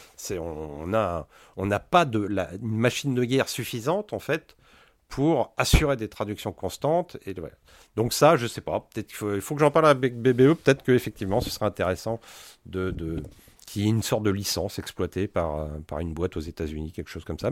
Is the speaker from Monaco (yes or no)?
no; France; on est français